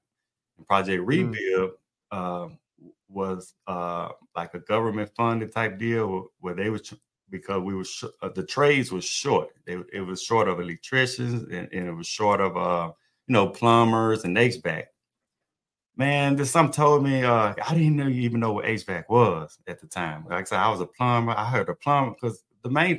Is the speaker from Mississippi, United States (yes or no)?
yes; Mississippi, United States; moved away as an adult; also born or lived in Gulf Coast, Mississippi; now in Texas, United States; I'm from Mississippi, and I was in Vicksburg